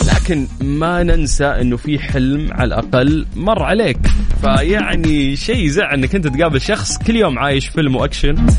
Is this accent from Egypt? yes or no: no; Saudi Arabia; كلنا شفناها كسعوديين